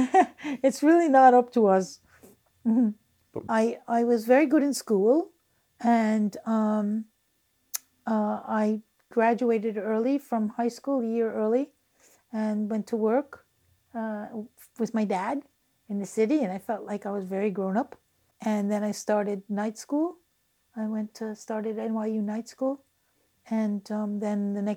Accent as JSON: {"language": "English", "area": "Long Island", "region": "New York", "country": "United States", "tie": "born or raised there", "also_born_or_lived": "Rockaway, Queens, New York", "said": "we moved into this city briefly. And then we moved to Long Island"}